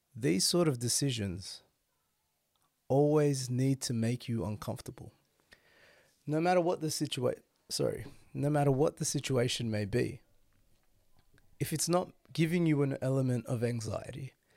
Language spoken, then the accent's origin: English; Sydney, New South Wales, Australia; Being born and bred in Sydney and raised in Sydney, this is my life